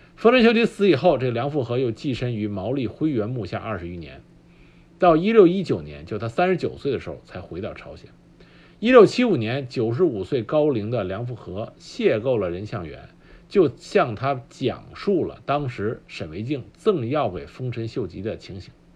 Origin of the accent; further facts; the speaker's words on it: China; 我们中国人